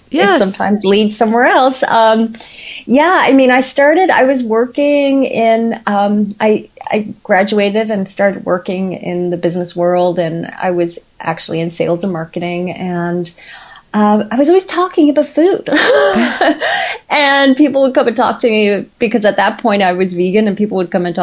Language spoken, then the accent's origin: English; Newfoundland and Labrador, Canada; moved away as an adult; we were living where we grew up in Newfoundland